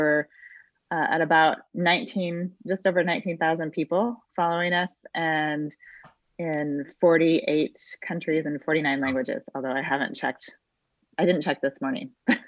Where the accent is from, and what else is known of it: Pacific Northwest, United States; born or raised there